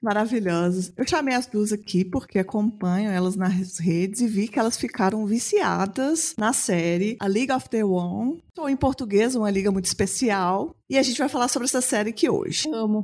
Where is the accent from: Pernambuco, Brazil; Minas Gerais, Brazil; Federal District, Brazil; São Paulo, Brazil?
Minas Gerais, Brazil; Belo Horizonte; Sou uma mulher cis, branca, lésbica de Belo Horizonte